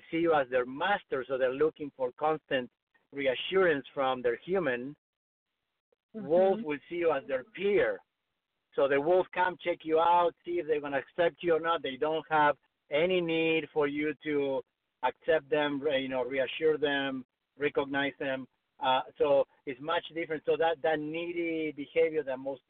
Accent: Argentina; moved away as an adult; now in Los Angeles, United States; I grew up in Argentina, and I came to the States to study with an author

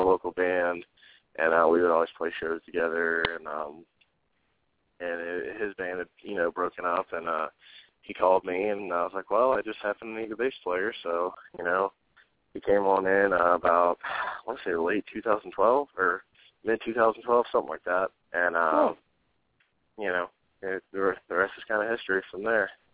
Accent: Gulfport, Mississippi, United States; also born or lived in Ocean Springs, Mississippi / Little Rock, Arkansas; I moved back to Gulfport, and uh, I've pretty much been here my whole life.

